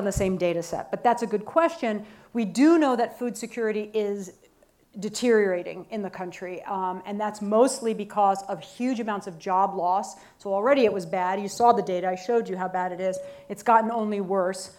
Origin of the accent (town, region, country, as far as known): United States